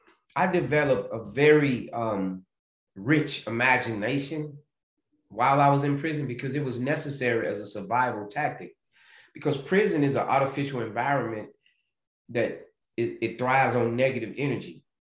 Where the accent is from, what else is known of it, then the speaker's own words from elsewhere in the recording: the South, United States; And growing up in the South, still having slave practices, plantation ways.